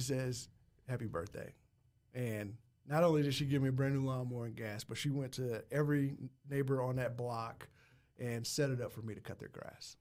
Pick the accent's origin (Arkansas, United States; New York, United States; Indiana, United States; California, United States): Indiana, United States; Muncie; I'm from Muncie, Indiana